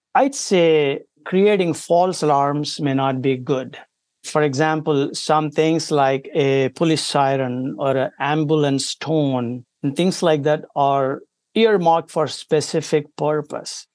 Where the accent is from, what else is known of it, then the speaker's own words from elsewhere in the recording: India; moved away as an adult; now in United States; I come from India originally